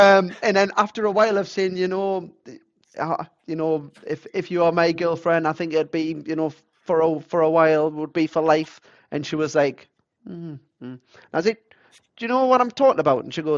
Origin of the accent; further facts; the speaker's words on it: England, United Kingdom; So then it was for me, like Azusa's from Japan. I'm from England.